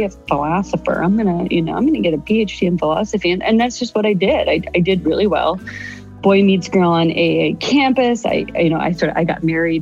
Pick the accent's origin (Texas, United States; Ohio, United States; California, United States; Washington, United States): Ohio, United States; moved away as an adult; I hightailed it back to my home state of Ohio